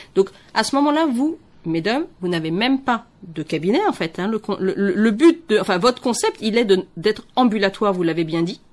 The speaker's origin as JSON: {"language": "French", "country": "Benin", "said": "en tant que béninois"}